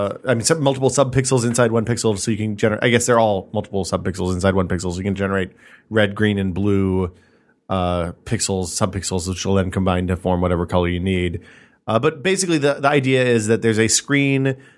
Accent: Orange, California, United States; my hometown is the beautiful city of Orange in tragically conservative Orange County, California.

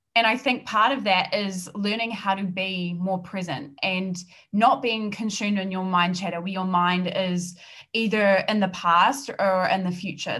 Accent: New Zealand; accent: New Zealand; I'm based in New Zealand. I'm a New Zealander and the accent is going to be very very strong

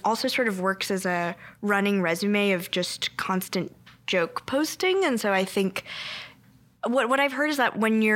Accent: Bay Area, California, United States; first language Korean; English is a second language; moved away as an adult; I loved growing up in the Bay Area.

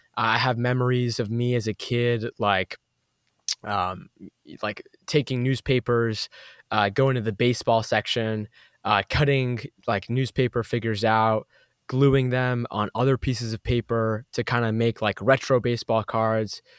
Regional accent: Boston, Massachusetts, United States; I grew up in Boston, Massachusetts, East Coast

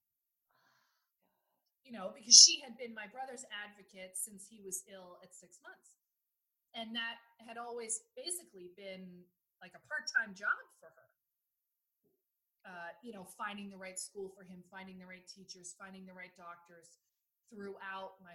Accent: United States; now in Netherlands; as an American

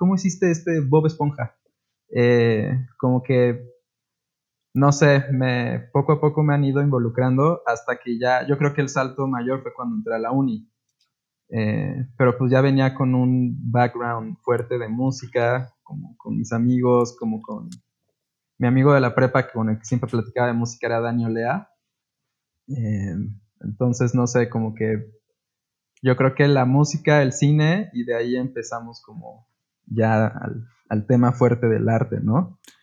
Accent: Puebla, Mexico; como poblanos

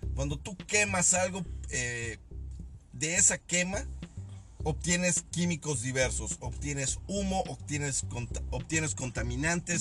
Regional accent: Mexico; soy mexicano, al igual que mucha de la gente que escucha esta madre. Somos mexicanos

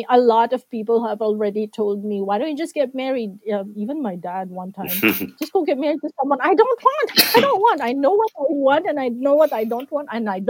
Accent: Philippines; I always proudly say I'm from the Philippines, and I say it with so much pride because I know what we can do as a country.

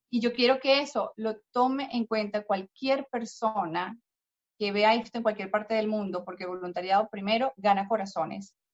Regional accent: Texas, United States; Yo, como nací y crecí en Texas, tengo esposo, primo, cuñado, hermano, y me va a servir de trampolín de referencia.

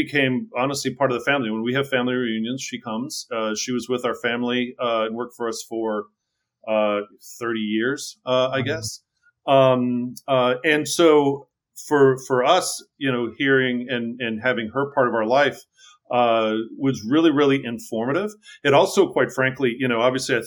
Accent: Wilmette, Illinois, United States; I grew up outside of Chicago in a northern suburb called Wilmette.

